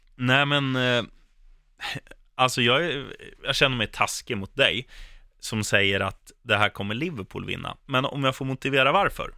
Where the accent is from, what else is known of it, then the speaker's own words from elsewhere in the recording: Sweden; som svensk